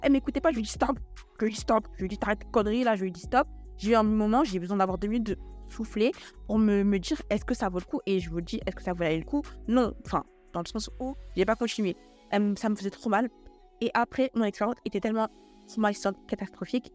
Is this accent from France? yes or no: yes; Paris, Île-de-France, France; je vous donne des adresses sur Paris, parce que je suis parisienne